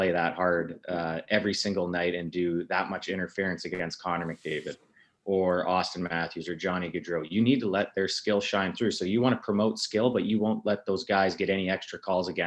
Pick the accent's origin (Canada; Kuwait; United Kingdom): Canada; Lethbridge, Alberta; I grew up in North Lethbridge